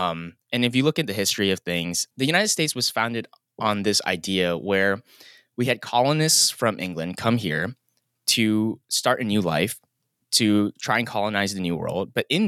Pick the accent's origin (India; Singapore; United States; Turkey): Singapore; But at the end of the day, growing up in Singapore and then comparing that to even in small town America, it's just night and day.